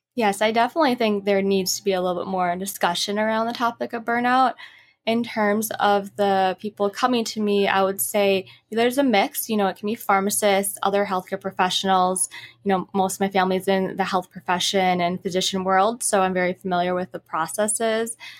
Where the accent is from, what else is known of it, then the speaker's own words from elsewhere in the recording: Midwest, United States; also born or lived in Utah, United States; now in Los Angeles, United States; I'm originally from the Midwest